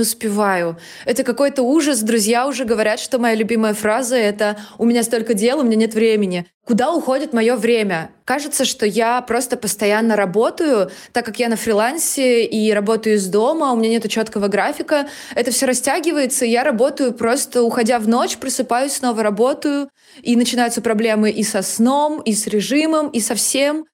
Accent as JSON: {"language": "Russian", "region": "Saint Petersburg", "country": "Russia", "said": "мне 29, я из Санкт-Петербурга"}